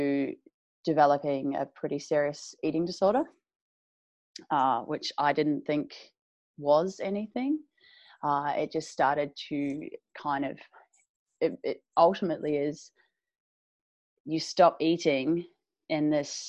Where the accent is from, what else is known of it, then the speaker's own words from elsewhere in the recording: New Zealand; moved away; I'm from New Zealand originally. I grew up on a farm.